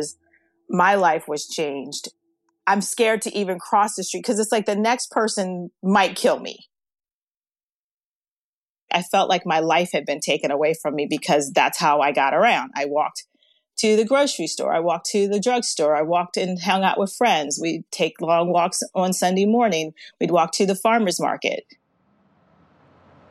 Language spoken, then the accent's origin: English; Baltimore, Maryland, United States; I live here in Baltimore, Maryland, and I was born and raised here in Baltimore.